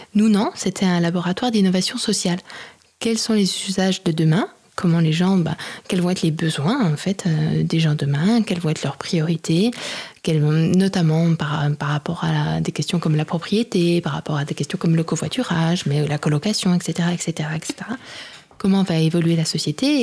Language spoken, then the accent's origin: French; Besançon, Bourgogne-Franche-Comté, France; also born or lived in Lyon / Mali / Mexico / Argentina; now in Paris, France; Je suis de Besançon à l'origine